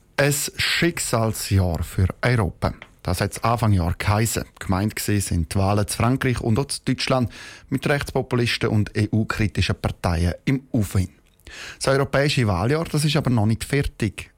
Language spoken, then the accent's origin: German; Switzerland; bei uns in der Schweiz